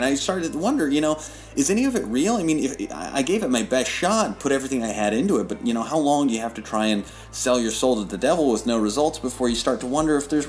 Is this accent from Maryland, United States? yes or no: no; Des Moines, Iowa, United States; also born or lived in Charlotte; Well, I grew up in Des Moines, but I moved here from Charlotte.